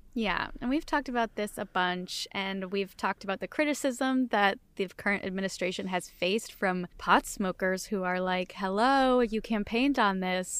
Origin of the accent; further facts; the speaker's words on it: Southington, Connecticut, United States; moved away; My hometown of Southington, Connecticut is famous for their apple fritters